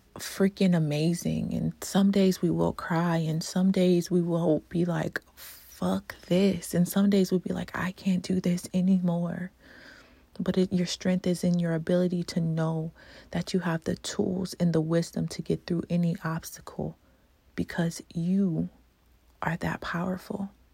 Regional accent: Louisiana, United States; moved away; I'm from Louisiana originally

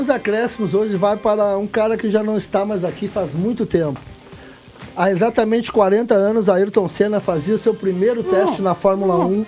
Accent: São Leopoldo, Rio Grande do Sul, Brazil; Minha cidade, São Léo, minha terra.

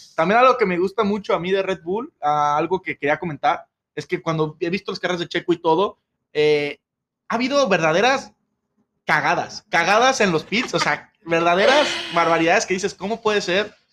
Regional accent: Mexico

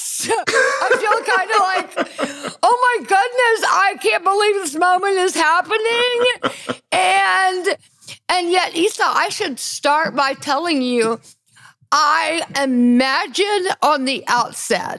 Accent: Deep South, United States; I grew up as a very advantaged white girl in the Deep South

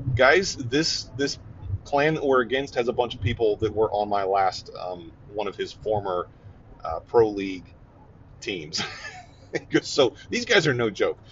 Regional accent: Ohio, United States; moved away; I'm from Ohio

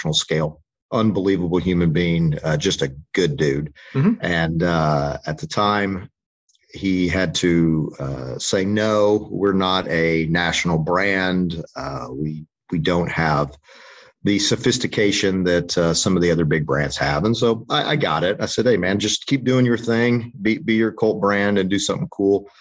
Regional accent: College Station, Texas, United States; So I am an Aggie from College Station, grew up there

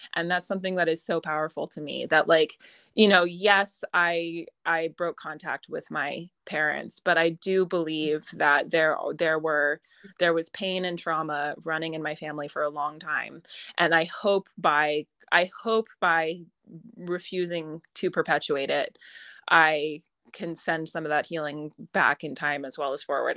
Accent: United States; accent: American; moved away as an adult; also born or lived in Ireland; now in Connemara, Ireland; I'm an American, as you can doubtless tell from my accent

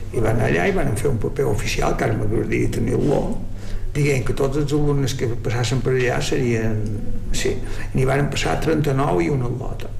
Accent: Llucmajor, Balearic Islands, Spain; Vaig néixer a Llumajor, però nosaltres estàvem a Sonavall.

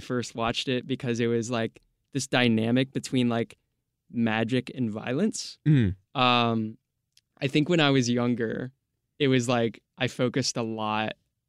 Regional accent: United States; Always growing up in America.

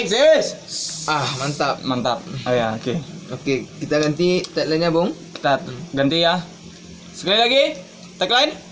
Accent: Batusangkar, West Sumatra, Indonesia; asal saya dari Batu Sangkar

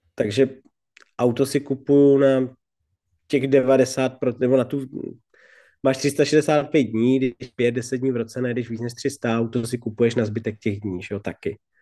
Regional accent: Bohemia, Czechia; vyrostl jsem v Čechách

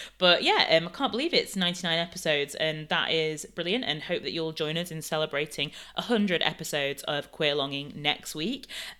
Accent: Canada; although I would say, yes, I'm from Canada, I wouldn't really say that I'm like Canadian in a sense.

